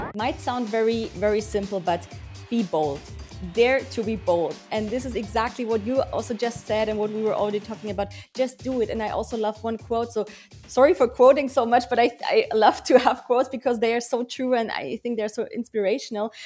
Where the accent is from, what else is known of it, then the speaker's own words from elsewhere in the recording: Germany; I was born and raised here in Germany. So I grew up with both cultures, but I have to say that I feel quite um, connected to Bavaria.